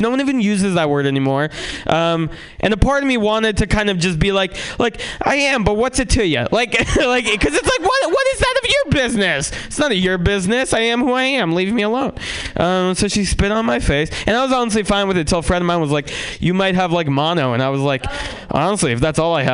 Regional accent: San Francisco, California, United States; also born or lived in Russia; I'm Russian, and I was born there and then moved to San Francisco

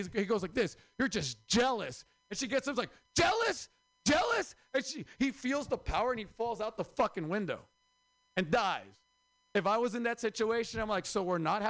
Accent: Mexico; also born or lived in Oaxaca / Mexicali, Baja California; now in San Francisco, United States; I'm from Oaxaca and Mexicali

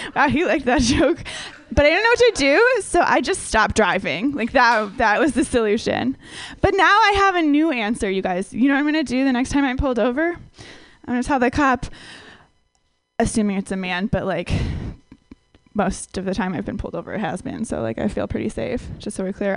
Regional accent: Minnesota, United States; I grew up in Minnesota where everyone is like really, really white

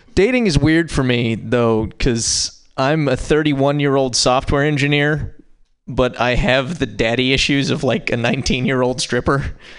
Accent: Montana, United States; now in San Francisco, United States; I'm from Montana, but I live in San Francisco

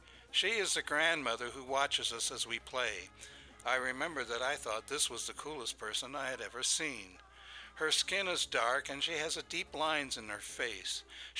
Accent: Fort Recovery, Ohio, United States; I grew up in Fort Recovery, Ohio, where there were only white people

